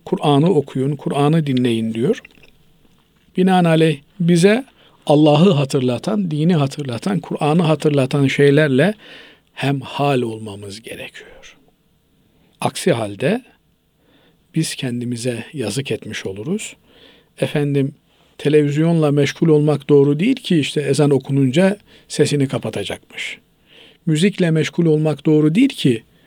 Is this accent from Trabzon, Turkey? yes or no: yes; Trabzon, Turkey; Biz, e, Trabzonluyuz